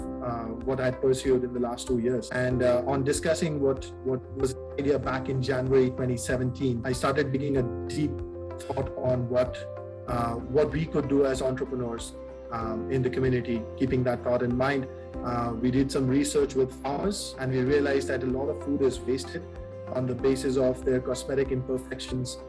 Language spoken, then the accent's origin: English; India; moved away; I'm from India. I did my mechanical engineering from there